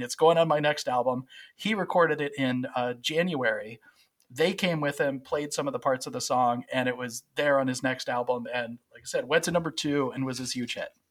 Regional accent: West Virginia, United States; I'm from West Virginia

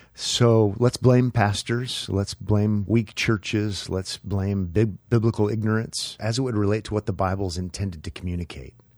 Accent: Nebraska, United States; moved away as an adult; also born or lived in Los Angeles; I was from Neb-, Nebraska

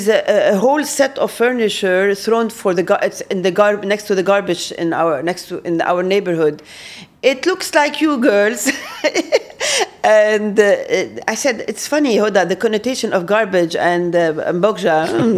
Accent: Lebanon; we're Lebanese

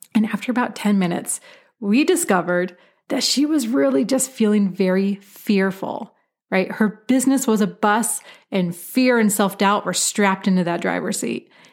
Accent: Portland, Oregon, United States; I grew up in Portland, Oregon, which has a wonderful wine industry

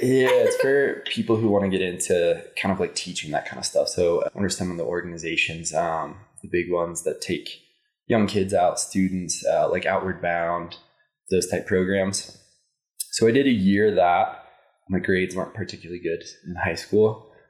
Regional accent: Indian Hills, Colorado, United States; I grew up in Indian Hills, Colorado

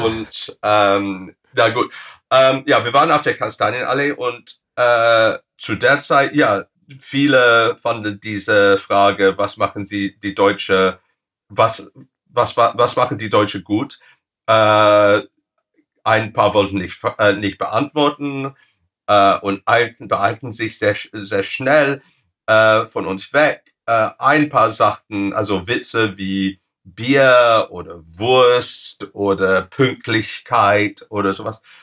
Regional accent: England, United Kingdom; German is a second language; bei uns in England

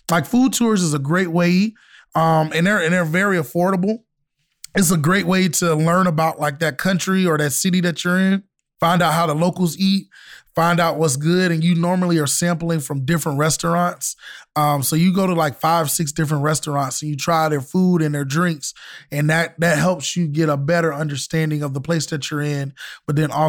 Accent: Florida, United States; I'm from Florida, so yeah, a lot of Jamaican food.

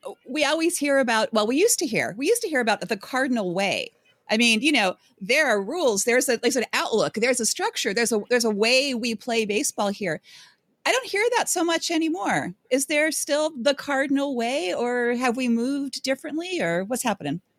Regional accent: Ohio, United States; moved away; also born or lived in San Diego; I'm from Ohio

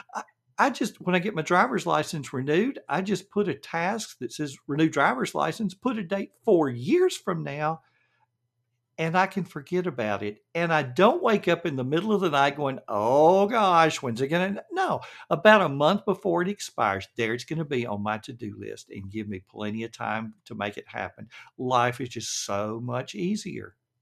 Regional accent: the South, United States; accent: Southern; understand my Southern accent

